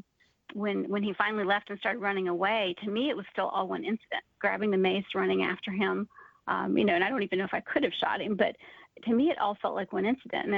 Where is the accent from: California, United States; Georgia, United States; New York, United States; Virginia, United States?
Georgia, United States; Atlanta; I'm from Atlanta